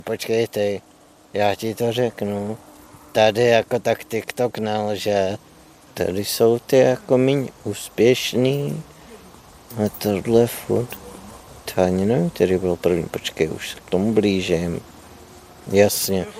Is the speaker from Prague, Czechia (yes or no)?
no; Louny, Ústí nad Labem Region, Czechia; pocházím z Lon, což je malý město severozápadně od Prahy.